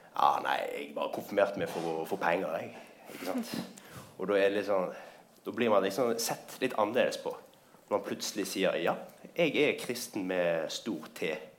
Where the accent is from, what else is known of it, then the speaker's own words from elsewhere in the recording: Bergen, Vestland, Norway; Jeg kommer fra Bergen.